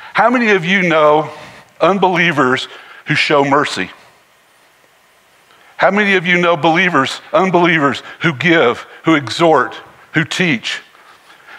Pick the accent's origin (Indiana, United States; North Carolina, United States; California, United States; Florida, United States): North Carolina, United States; Harrisburg; Growing up in Harrisburg, North Carolina, out in the country